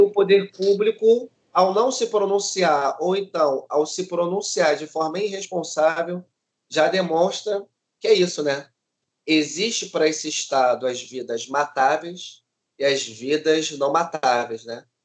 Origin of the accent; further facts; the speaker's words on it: Rio de Janeiro, Brazil; sou cria aqui da Maré